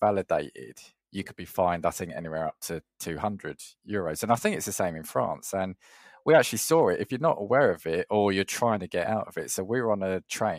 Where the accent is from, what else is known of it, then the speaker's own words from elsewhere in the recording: England, United Kingdom; even if I'm speaking Italian with my accent, they know I'm English